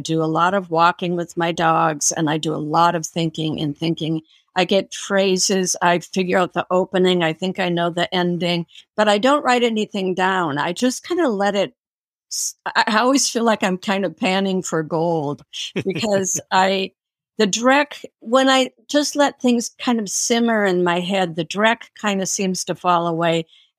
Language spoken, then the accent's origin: English; Minnesota, United States; also born or lived in New York City; I moved to New York from Minnesota and worked on the Village Voice and worked for Simon & Schuster.